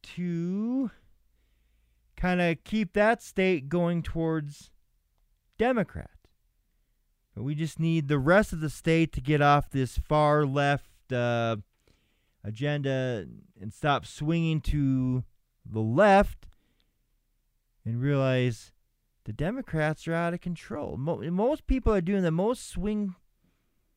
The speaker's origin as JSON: {"language": "English", "region": "Minnesota", "country": "United States", "tie": "born or raised there", "said": "Minnesota, you know, my home state"}